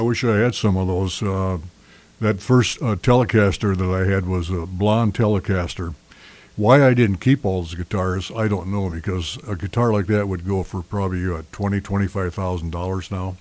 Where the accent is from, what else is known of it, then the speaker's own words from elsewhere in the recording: Sioux Falls, South Dakota, United States; my hometown in Sioux Falls, South Dakota.